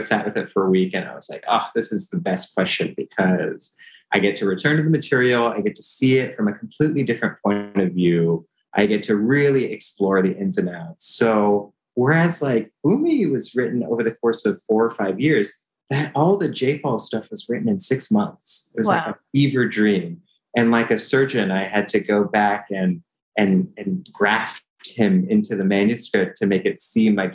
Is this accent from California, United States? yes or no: yes; San Francisco Bay Area, California, United States; born or raised there